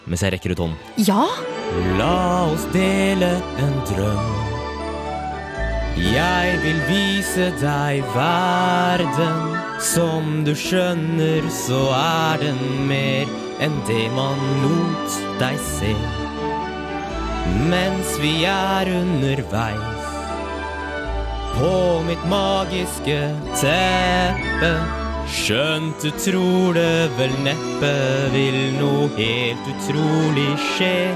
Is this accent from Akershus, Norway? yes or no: yes; Kolbotn, Akershus, Norway; I en stakket stund er jeg et barn i sofaen hjemme på Kolbotn